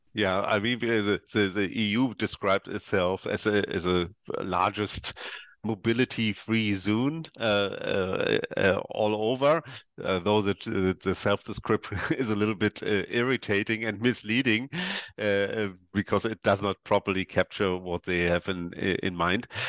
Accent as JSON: {"language": "English", "region": "East Germany", "country": "Germany", "said": "I come from East Germany"}